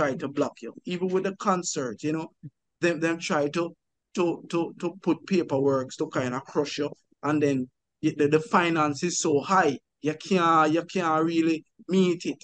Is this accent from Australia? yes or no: no; Jamaica; I was born and raised in Jamaica